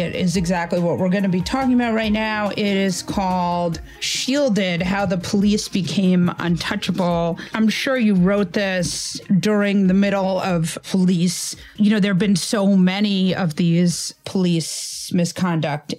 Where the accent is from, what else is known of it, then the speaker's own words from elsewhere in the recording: New York, United States; as a New Yorker